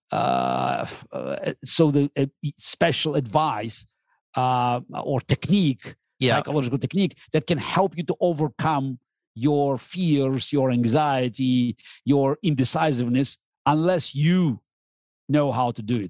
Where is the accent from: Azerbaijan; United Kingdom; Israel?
Azerbaijan; Baku; moved away as an adult; also born or lived in Russia; now in New York, United States; I grew up in the Soviet Union